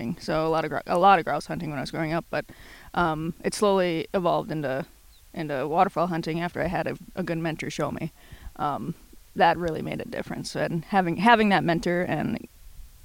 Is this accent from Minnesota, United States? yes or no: yes; Bemidji, Minnesota, United States; Originally, I'm from Bemidji, Minnesota.